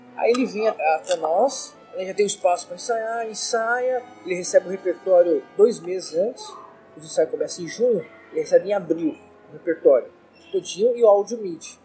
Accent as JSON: {"language": "Portuguese", "region": "São Paulo", "country": "Brazil", "tie": "born or raised there", "said": "eu moro na zona, nasci na Zona Leste, tudo na história, eu nasci na Zona Leste, é, naquela época nada asfaltado, tudo lama"}